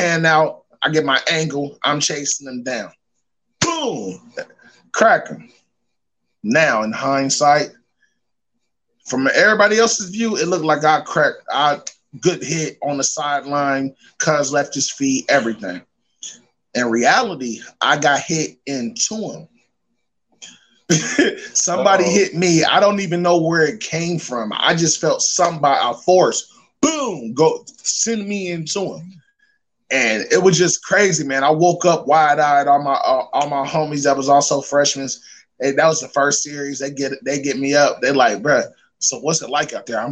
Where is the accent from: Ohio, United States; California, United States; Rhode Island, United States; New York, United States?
Ohio, United States; Dayton; I'm from Dayton, Ohio, O-H-I-O